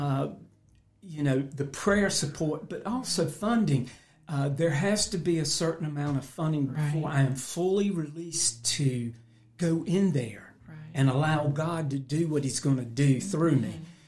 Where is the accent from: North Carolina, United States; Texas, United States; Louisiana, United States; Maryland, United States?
North Carolina, United States; Roanoke Rapids; my family moved to Roanoke Rapids